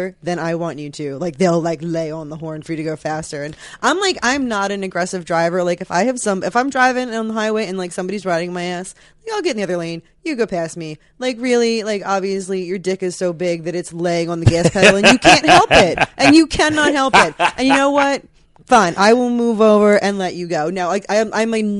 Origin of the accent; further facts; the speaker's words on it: Philadelphia, New Jersey, United States; accent: South Jersey, Philadelphia; I'm 100% like South Jersey, Philadelphia